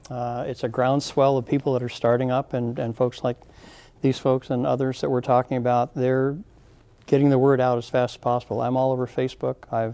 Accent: San Diego, California, United States; moved away as an adult; now in Thurston County, United States; Yeah, we came up here from San Diego 42 years ago because we wanted more of a rural life.

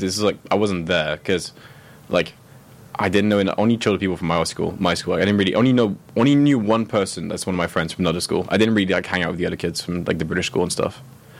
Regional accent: Grasse, Provence-Alpes-Côte d'Azur, France; I was born in Grasse, in France.

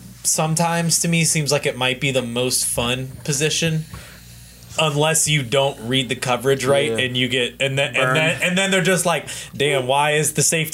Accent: Louisville, Kentucky, United States; I'm from Louisville, 502

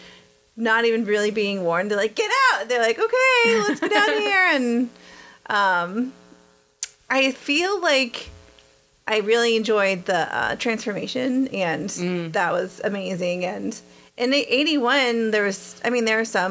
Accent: Texas, United States; I'm from Texas

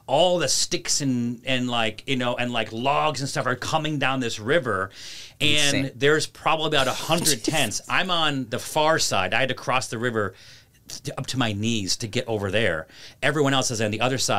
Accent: Syracuse, New York, United States; I'm like, Syracuse

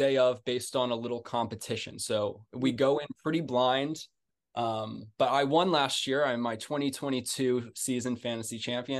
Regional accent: Philadelphia, Pennsylvania, United States; I'm from Philly originally.

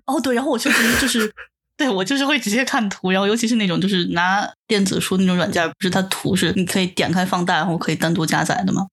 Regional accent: China; first language Chinese; moved away as an adult; now in Japan; 我在国内其实日语只有听和读，完全没有说和写的经历

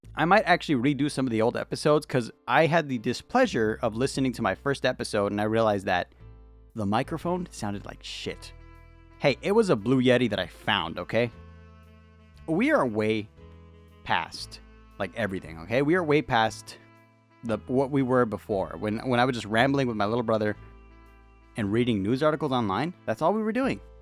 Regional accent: United States; I'm an American

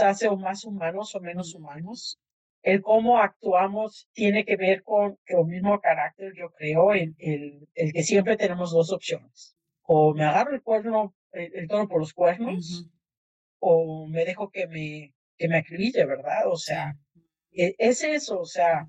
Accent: Mexico; now in United States; los que nacimos en México

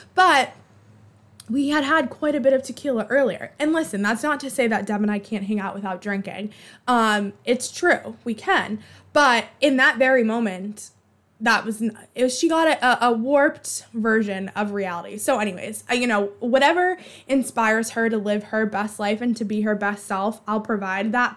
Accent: Boston, Massachusetts, United States; accent: Boston; my Boston accent

